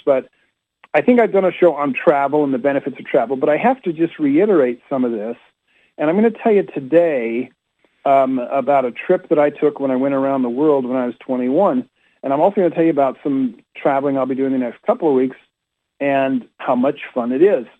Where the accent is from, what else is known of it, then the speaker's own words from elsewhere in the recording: Utah, United States; now in Rockville, United States; I was raised in Utah